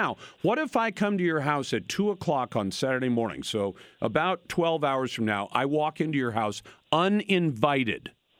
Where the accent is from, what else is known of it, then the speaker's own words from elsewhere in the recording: United States; born there; I was born in the United States.